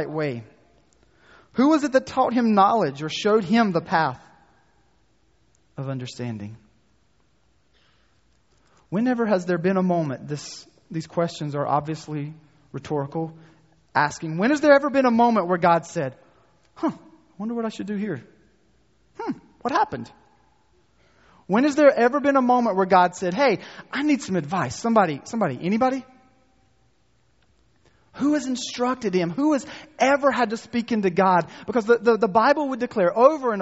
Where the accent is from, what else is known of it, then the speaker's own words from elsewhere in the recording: North Carolina, United States; accent: North Carolina; my North Carolina accent